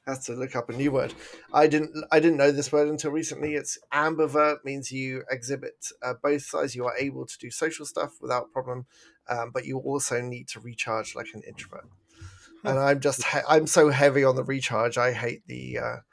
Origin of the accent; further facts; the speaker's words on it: England, United Kingdom; now in Canada; I'm English